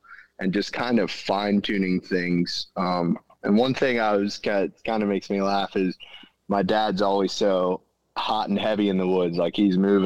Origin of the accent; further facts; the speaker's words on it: Central Pennsylvania, United States; I'm from Central Pennsylvania